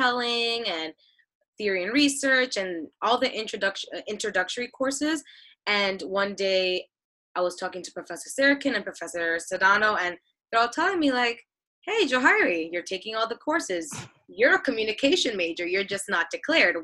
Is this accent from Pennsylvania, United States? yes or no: no; New York City, New York, United States; I am from Queens, New York.